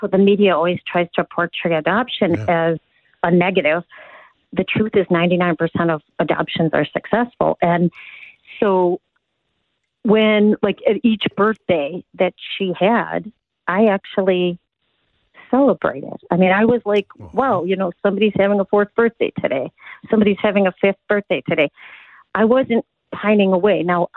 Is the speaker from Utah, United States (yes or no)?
no; Chicago, Illinois, United States; I grew up in Chicago